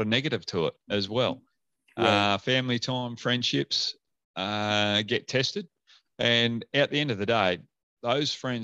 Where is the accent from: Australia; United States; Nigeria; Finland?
Australia; Williams, Western Australia; now in Perth, Australia; I go back down to Williams, my hometown